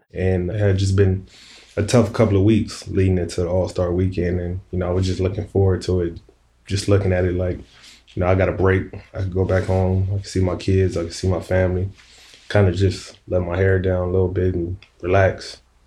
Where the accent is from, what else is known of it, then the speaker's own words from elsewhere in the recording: Compton, California, United States; moved away as an adult; I'm from Compton, California